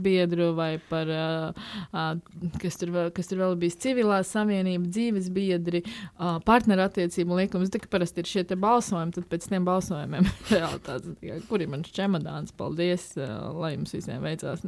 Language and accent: Latvian; Ogre, Latvia; also born or lived in Riga; pārvācāmies uh, no Rīgas dzīvot uz, uh, uz manām bērnības mājām Ogrē